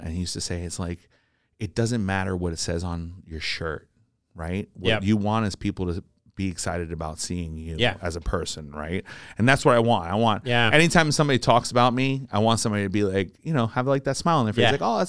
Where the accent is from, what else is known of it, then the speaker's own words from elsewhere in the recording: Jersey City, New Jersey, United States; I'm from Jersey City.